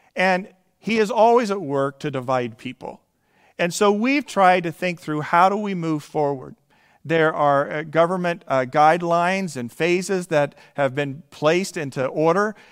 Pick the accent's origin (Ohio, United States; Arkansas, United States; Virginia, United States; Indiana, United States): Indiana, United States; moved away; my home state that I come from originally is Indiana